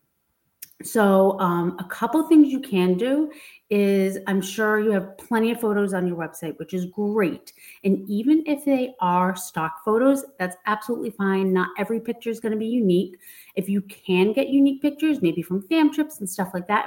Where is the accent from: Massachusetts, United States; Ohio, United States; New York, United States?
Massachusetts, United States; I'm from Massachusetts